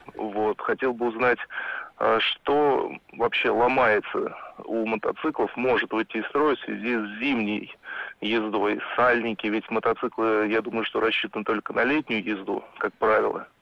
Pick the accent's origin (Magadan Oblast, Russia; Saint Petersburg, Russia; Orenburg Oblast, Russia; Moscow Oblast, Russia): Moscow Oblast, Russia; Noginsk; Город Ногинск